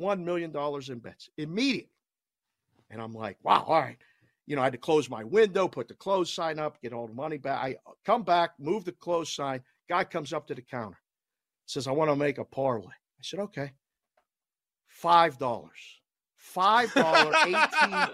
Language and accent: English; Pittsburgh, Pennsylvania, United States; moved away; also born or lived in Las Vegas; everybody knew that I was from Pittsburgh, and I maybe sound like it a little bit